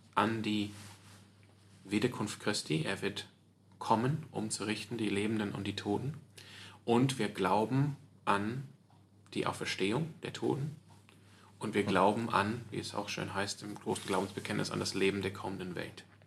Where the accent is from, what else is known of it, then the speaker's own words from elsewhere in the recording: Sydney, New South Wales, Australia; now in Freiburg, Germany; ich bin auch aufgewachsen in der Kirche, in der Gemeinde, ähm, aber auch so in der anglikanischen Gemeinde in, in, in, Sydney